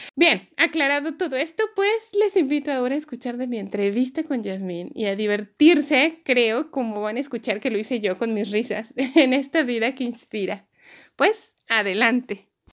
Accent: Mexico; now in Austria; los que somos mexicanos y conocemos el Distrito Federal

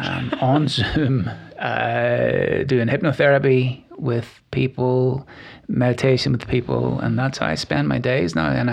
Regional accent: Glenarm, Northern Ireland, United Kingdom; moved away as an adult; now in Nashville, United States; I come from a little village called Glenarm in the north of Ireland. It's about 30 miles north of Belfast. I grew up there and loved it.

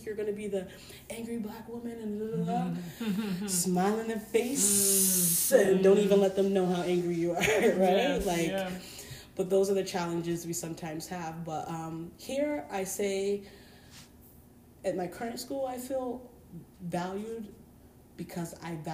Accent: Hartford, Connecticut, United States; I'm from Hartford, Connecticut, right? I'm from Concrete Jungle. I moved around a lot of times

